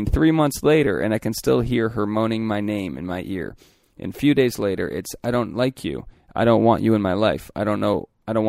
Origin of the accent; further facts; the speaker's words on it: Philadelphia, Pennsylvania, United States; come on, I'm an athlete from the Philly outskirts.